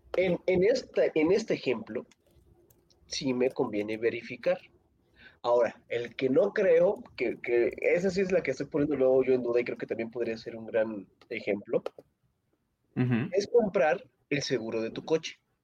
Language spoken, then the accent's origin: Spanish; State of Mexico, Mexico; yo soy del Estado de México